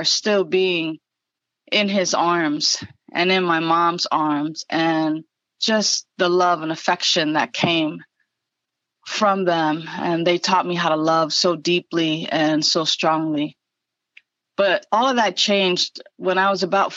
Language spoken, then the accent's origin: English; New York City, New York, United States; I was born and raised in the Bronx, and being from the Bronx